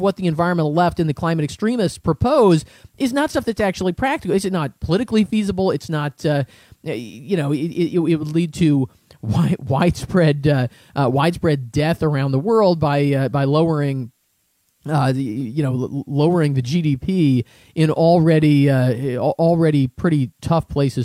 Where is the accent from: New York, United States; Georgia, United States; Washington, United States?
Washington, United States; Seattle; I grew up in the Seattle area